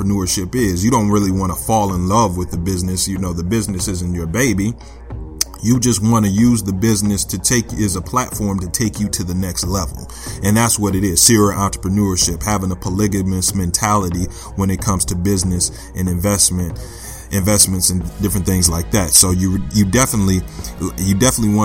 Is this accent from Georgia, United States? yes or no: no; Flint, Michigan, United States; I grew up in Flint, Michigan